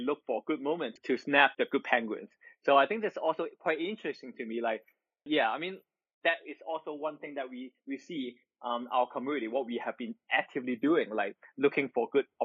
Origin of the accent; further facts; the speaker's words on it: Hong Kong; Because I'm I'm also from Hong Kong